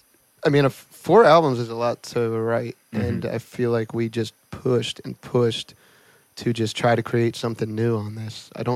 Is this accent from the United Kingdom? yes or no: no; Northeast, United States; So we grew up in the Northeast, so the beach towns are very different.